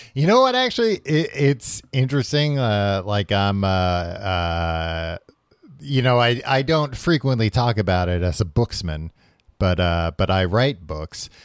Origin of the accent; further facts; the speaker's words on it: New York, United States; growing up in New York